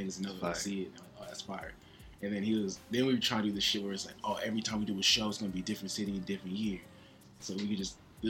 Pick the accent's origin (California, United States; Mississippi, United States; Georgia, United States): California, United States; Compton; I'm from Compton.